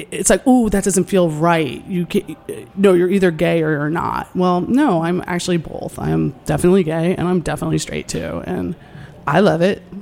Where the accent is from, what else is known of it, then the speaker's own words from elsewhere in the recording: New York, United States; And I grew up right outside New York City, and my parents are sex positive people.